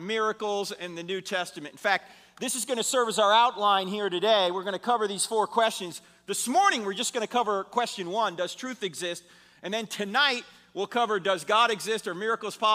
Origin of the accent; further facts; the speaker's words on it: New Jersey, United States; moved away; I'm originally from New Jersey